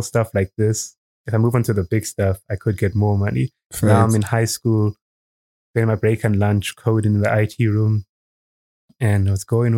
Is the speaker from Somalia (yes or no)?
no; Eswatini; also born or lived in South Africa; moved here when I was 4 or 5, and I've just been here my whole life